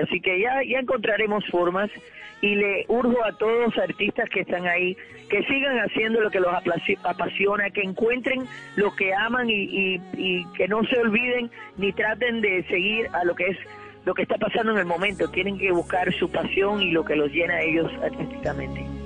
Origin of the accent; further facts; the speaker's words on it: Cuba; moved away; mi cultura, la que ya no existe, la que ha cambiado ya, la Cuba de antaños